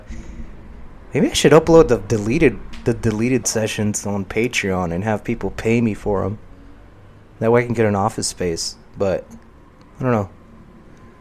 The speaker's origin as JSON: {"language": "English", "town": "Paramount", "region": "California", "country": "United States", "tie": "born or raised there", "also_born_or_lived": "Corona, California / Long Beach, California / Compton, California", "said": "I'm from Long Beach. I grew up in Paramount. For a while, we lived in Compton"}